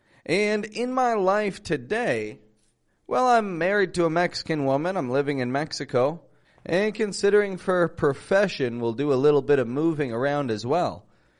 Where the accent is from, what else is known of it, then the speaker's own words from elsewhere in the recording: Toronto, Ontario, Canada; Now, first off, I start most episodes saying I'm from Toronto. I introduce myself to most of my students saying I'm from Toronto.